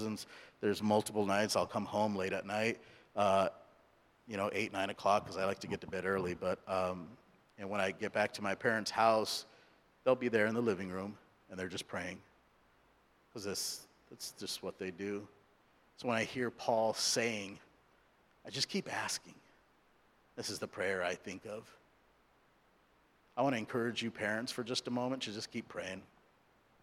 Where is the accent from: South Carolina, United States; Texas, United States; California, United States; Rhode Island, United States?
California, United States; Santa Ana; first language English; also born or lived in India; I was born in India, grew up in Southern California, so English is my primary language